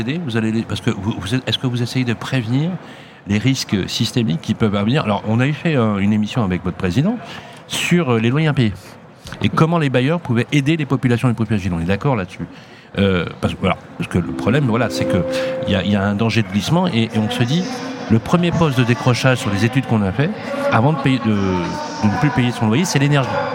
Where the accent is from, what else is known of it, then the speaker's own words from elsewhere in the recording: Lyon, Auvergne-Rhône-Alpes, France; moi, c'était pas loin d'ici en plus